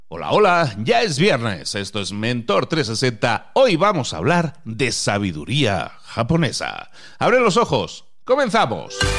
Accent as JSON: {"language": "Spanish", "town": "Barcelona", "region": "Catalonia", "country": "Spain", "moved": "yes", "said": "yo que soy de Barcelona originalmente"}